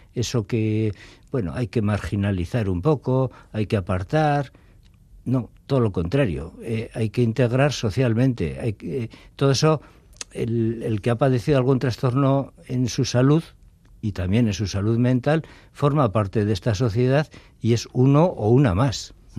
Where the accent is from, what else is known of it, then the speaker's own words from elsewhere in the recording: Getxo, Basque Country, Spain; moved away as an adult; soy nacido en Las Arenas y, viví toda la infancia y juventud allí, en, Las Arenas.